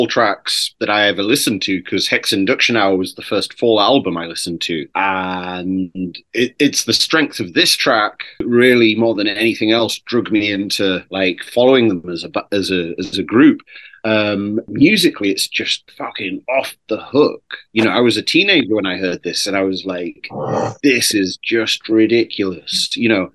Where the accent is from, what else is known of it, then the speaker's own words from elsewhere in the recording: United Kingdom; my home country